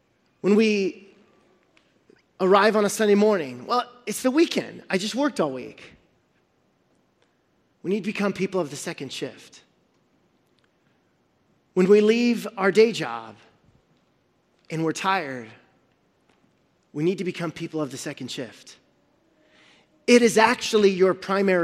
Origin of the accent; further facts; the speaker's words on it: Central Valley, California, United States; we're from the Central Valley